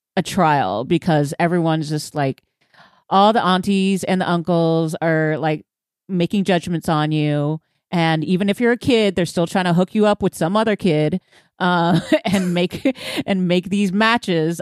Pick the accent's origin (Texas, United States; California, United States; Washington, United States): Texas, United States; Houston; I'm from Houston